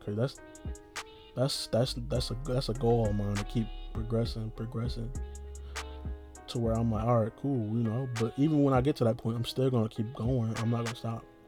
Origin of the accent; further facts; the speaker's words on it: United States; being an American